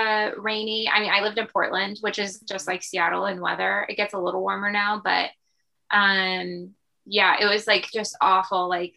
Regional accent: Romania; I am a vampire. I'm from Romania.

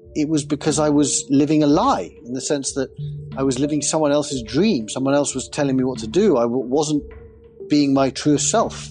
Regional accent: England, United Kingdom; And I grew up in England, and England is a very big soccer country.

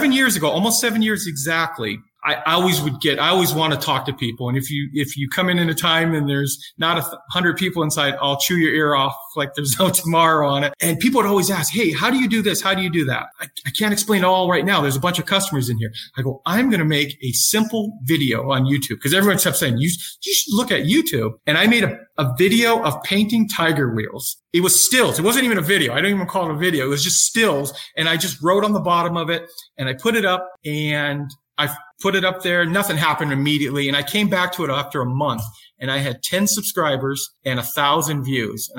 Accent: El Cajon, California, United States; moved away as an adult; now in Phoenix, United States; I grew up in California, which is El Cajon's a suburb of San Diego. Went to El Cajon Valley High

